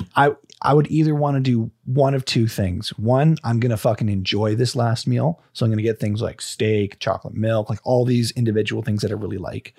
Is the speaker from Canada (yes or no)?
yes; Canada; Being Canadian